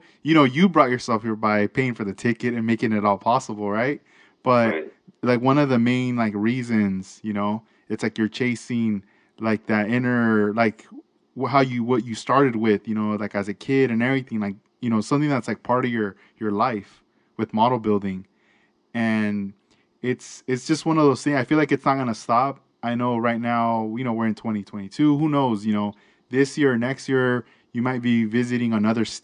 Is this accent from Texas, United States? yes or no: no; Oxnard, California, United States; I grew up in Oxnard